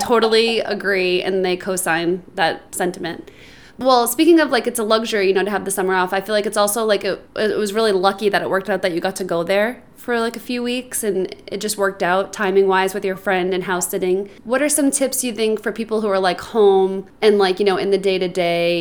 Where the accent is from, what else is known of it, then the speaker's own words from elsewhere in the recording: Boston, Massachusetts, United States; moved away as an adult; now in Los Angeles, United States; I'm from Boston and lived there for, you know, 20 plus years